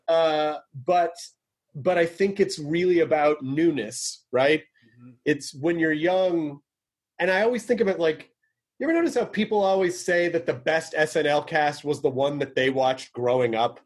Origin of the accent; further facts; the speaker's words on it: Tennessee, United States; I'm from Tennessee